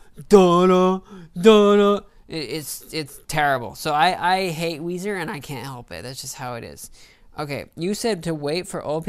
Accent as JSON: {"language": "English", "region": "the South", "country": "United States", "moved": "yes", "lives_now": "Kansas City, United States", "said": "I'm from the South"}